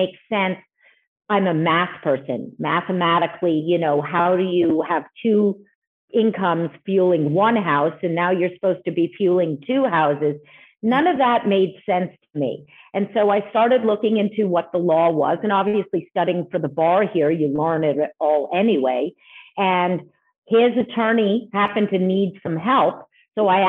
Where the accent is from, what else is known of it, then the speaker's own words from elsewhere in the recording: Montreal, Quebec, Canada; moved away as an adult; now in United States; I've originally come from Montreal, Canada. So I'm Canadian, as well as being a U.S. citizen. I moved here in 1999